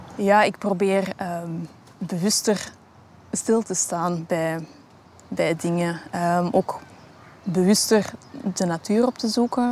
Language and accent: Dutch; Antwerp, Flanders, Belgium; ik hier als Antwerpenaar